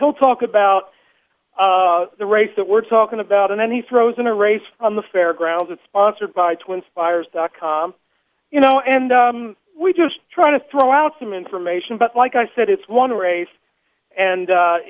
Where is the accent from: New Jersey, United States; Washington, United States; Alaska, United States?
New Jersey, United States; moved away as an adult; now in Lexington, United States; I grew up in New Jersey